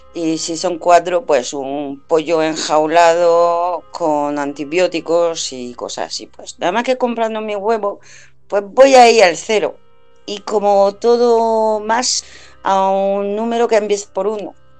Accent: France; now in Spain; yo soy francesa y voy a Francia a menudo

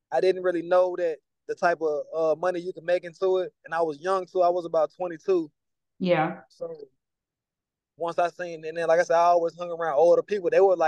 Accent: Virginia, United States; also born or lived in Georgia / Kentucky / North Carolina; I'm from Virginia, but I've been all over the place. My mom, she was in the military. I've lived with certain family members as a teenager, Georgia, Kentucky, North Carolina.

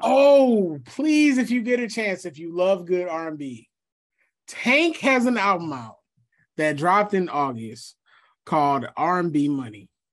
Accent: Atlanta, Georgia, United States; also born or lived in Philadelphia, Pennsylvania; I've been in Atlanta since I was, what, twelve, eleven

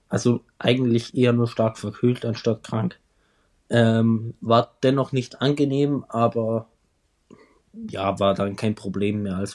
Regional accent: Austria; wie sich das als Österreicher gehört

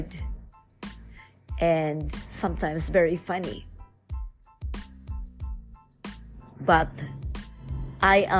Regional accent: Philippines; different barangays in my hometown

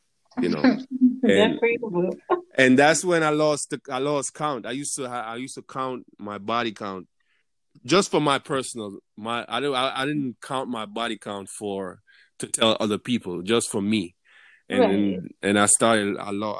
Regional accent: Jamaica; moved away as an adult; now in United States; I'm from Jamaica

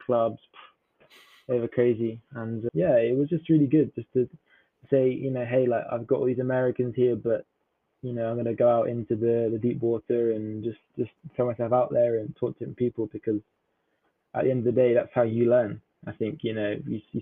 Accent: England, United Kingdom; from England

